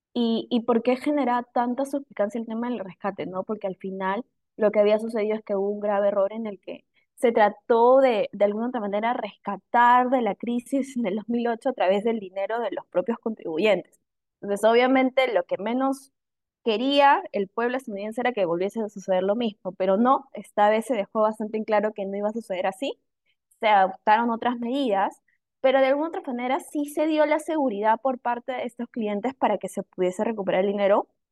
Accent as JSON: {"language": "Spanish", "country": "Peru", "said": "nosotros como peruanos"}